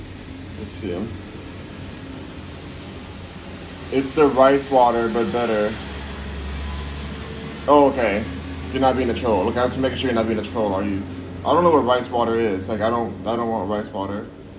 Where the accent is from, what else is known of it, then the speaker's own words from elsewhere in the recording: Los Angeles, California, United States; I'm from Los Angeles.